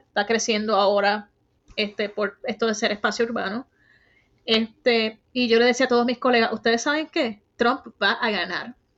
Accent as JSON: {"language": "Spanish", "town": "Bayamón", "country": "Puerto Rico", "tie": "born or raised there", "moved": "as an adult", "lives_now": "United States", "said": "Soy del pueblo de Bayamón"}